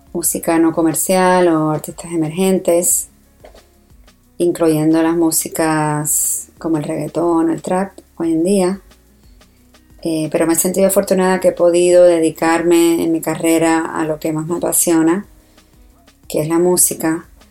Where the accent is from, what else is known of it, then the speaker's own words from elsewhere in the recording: San Juan, Puerto Rico; now in New York, United States; Yo me crié en Puerto Rico, en San Juan